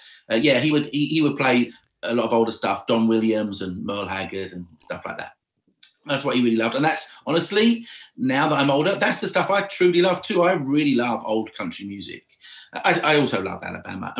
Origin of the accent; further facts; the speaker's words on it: Essex, East of England, United Kingdom; moved away as an adult; now in Nashville, United States; I'm from Essex in England.